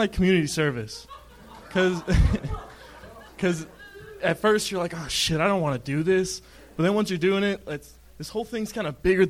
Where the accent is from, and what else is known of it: California, United States